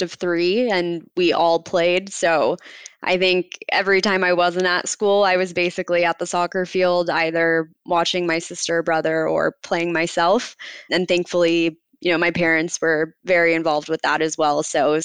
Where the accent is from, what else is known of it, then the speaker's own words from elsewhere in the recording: Newport Beach, California, United States; I'm from Newport Beach, California. So born and raised in Southern California